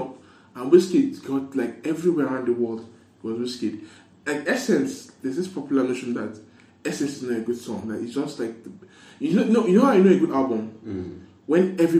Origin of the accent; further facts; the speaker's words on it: Nigeria; as a Nigerian